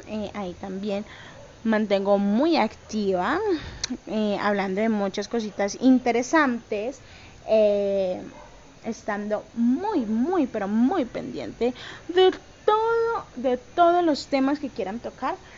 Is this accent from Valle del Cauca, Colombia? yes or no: yes; Cali, Valle del Cauca, Colombia; yo soy de Cali, Colombia